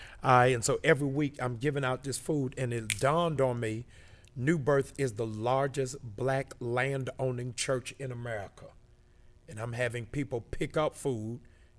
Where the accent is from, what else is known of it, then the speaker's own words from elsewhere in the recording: Baltimore, Maryland, United States; also born or lived in Cambridge, Massachusetts; Okay, so I am originally from Cambridge, Massachusetts. I moved to Baltimore in elementary school.